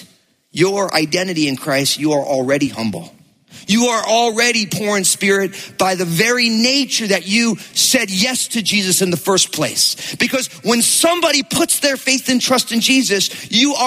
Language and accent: English; New Jersey, United States; I grew up in New Jersey